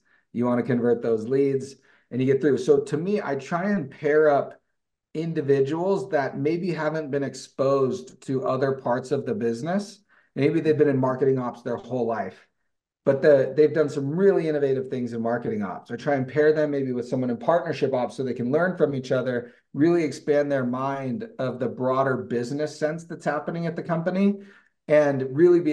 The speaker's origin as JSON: {"language": "English", "town": "Livermore", "region": "California", "country": "United States", "tie": "born or raised there", "moved": "as an adult", "lives_now": "Utah, United States", "said": "I grew up in Livermore, California in the East Bay"}